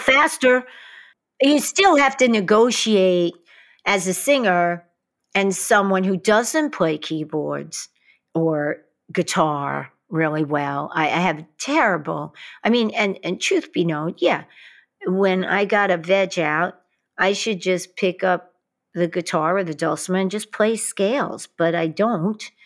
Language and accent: English; New York City, New York, United States; growing up in Queens, in Brooklyn